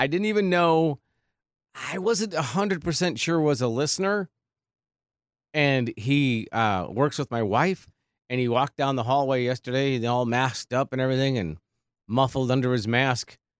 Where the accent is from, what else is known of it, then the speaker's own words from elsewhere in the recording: North St. Paul, Minnesota, United States; moved away as an adult; also born or lived in New Prague, Minnesota / North Platte, Nebraska / Bismarck, North Dakota / Omaha, Nebraska; I grew up in Saint Paul, north Saint Paul